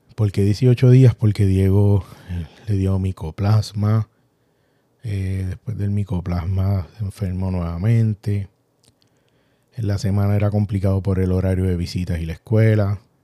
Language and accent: Spanish; Puerto Rico; todos somos puertorriqueños y sacamos las raíces a pasear